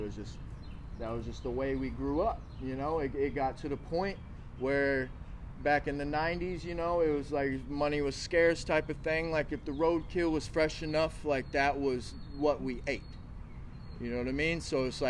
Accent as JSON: {"language": "English", "region": "the Bible Belt", "country": "United States", "tie": "born or raised there", "said": "So like growing up in the Bible Belt era, like I was saying, like drinking and drugging, like it really wasn't a thing, right?"}